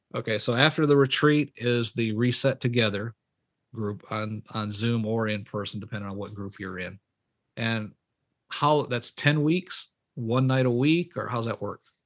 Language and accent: English; Michigan, United States; moved away as an adult; I was born and raised up in Michigan.